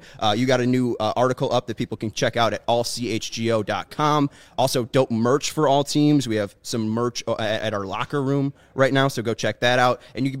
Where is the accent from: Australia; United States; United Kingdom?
United States; Chicago, Illinois; I'm from the South Side, too.